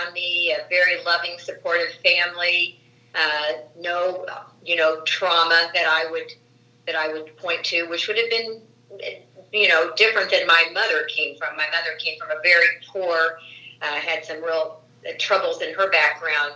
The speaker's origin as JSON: {"language": "English", "town": "Indianapolis", "region": "Indiana", "country": "United States", "tie": "born or raised there", "said": "I was born in Indianapolis in 1951."}